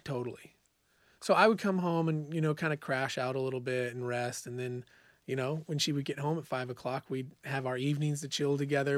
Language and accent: English; Bonanza, Oregon, United States; moved away as an adult; also born or lived in Eugene, Oregon / Boise, Idaho; I grew up in a small farming town called Bonanza, Oregon